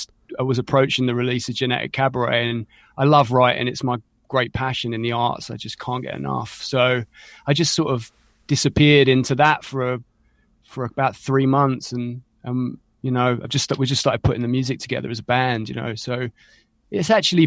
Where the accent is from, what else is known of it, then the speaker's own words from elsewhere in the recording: East of England, United Kingdom; Yeah, I'm an Essex boy, but I probably couldn't be further from the Essex boy stereotype.